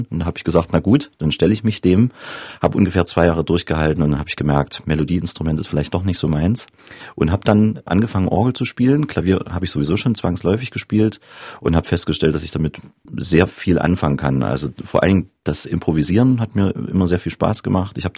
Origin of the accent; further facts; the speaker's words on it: Johanngeorgenstadt, Saxony, Germany; also born or lived in Zwickau; in Johann Georgenstadt und bin dann gewechselt nach Zwickau aufs Klaravie-Gymnasium, also zurück an meinen Geburtsort gewissermaßen.